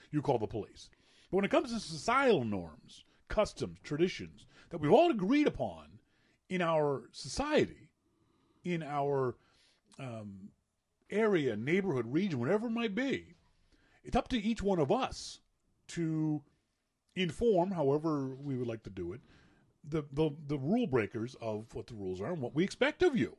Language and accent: English; Nova Scotia, Canada; moved away; in my Nova Scotia brain